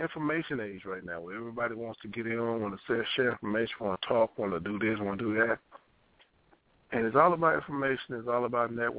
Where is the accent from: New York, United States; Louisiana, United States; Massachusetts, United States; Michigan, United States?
Louisiana, United States; moved away as an adult; when I came up here from Louisiana